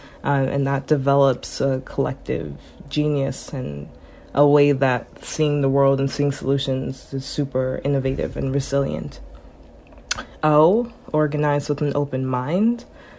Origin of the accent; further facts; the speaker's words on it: New Jersey, United States; So when I first moved to Connecticut, I'm originally from New Jersey, I lived in Ansonia and then Trumbull.